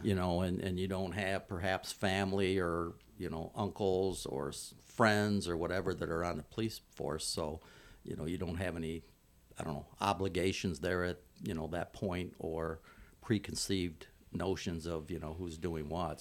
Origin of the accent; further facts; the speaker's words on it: Toledo, Ohio, United States; now in Hawaii, United States; my hometown of Toledo, Ohio